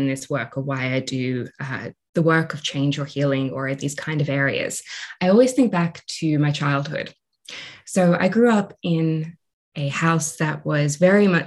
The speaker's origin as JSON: {"language": "English", "country": "Australia", "said": "So I'm Australian. You might be able to hear that in my voice"}